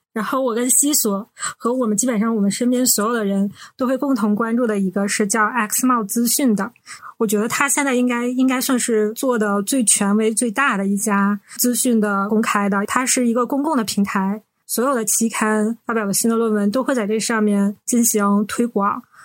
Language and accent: Chinese; Northeast China, China; 我们是三个来自东北的Ladies